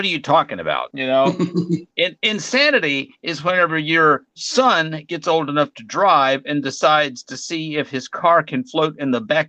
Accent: Arkansas, United States; my hometown in Arkansas

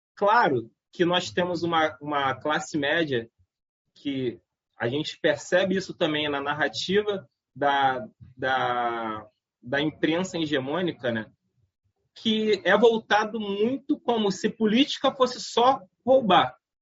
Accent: Nilópolis, Rio de Janeiro, Brazil; a nossa juventude em Nilópolis

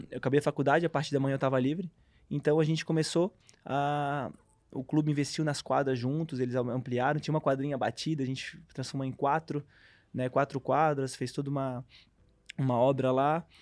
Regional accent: Brusque, Santa Catarina, Brazil; Sou de Brusque, natural de Brusque

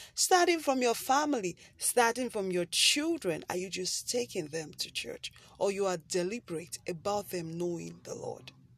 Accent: Nigeria; I live in Nigeria and I'm a Nigerian

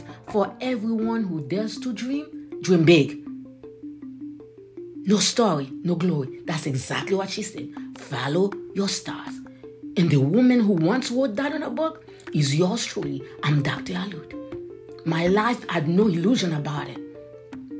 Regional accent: Haiti; moved away; when I was a kid, I grew up in Haiti. I was born in the countryside.

